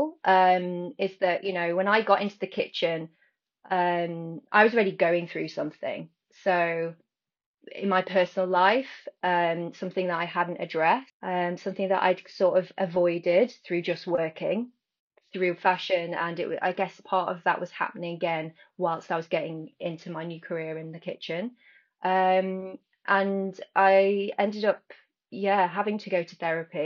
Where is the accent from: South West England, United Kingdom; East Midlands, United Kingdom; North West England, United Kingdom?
East Midlands, United Kingdom; near Bakewell; now in London, United Kingdom; I'm from near Bakewell